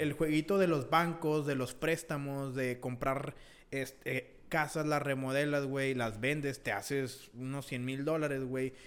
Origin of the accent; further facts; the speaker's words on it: Mexico; also born or lived in United States (birthplace); now in United States; Sí, soy estadounidense, pues nacido aquí, ¿verdad? Pero mi, mi cultura, güey, mis pensamientos, todo viene, o sea, todo está igual que México